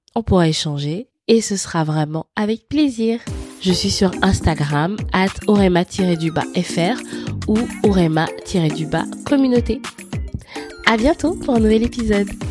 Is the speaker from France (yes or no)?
no; Libreville, Estuaire, Gabon; je suis née à Libreville au Gabon